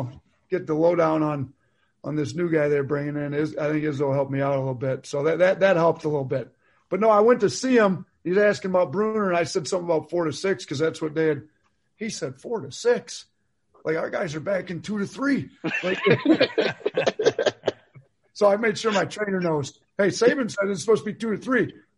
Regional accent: Wisconsin, United States; I mean, it's not at a place like, you know, I grew up in Wisconsin, like Marquette.

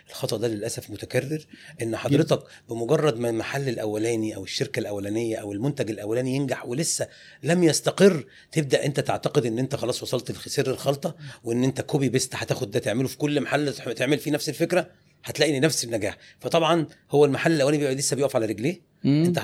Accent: Tanta, Gharbia, Egypt; also born or lived in 6th of October City / Hurghada; عمري 51 سنه انا من طنطا ومقيم

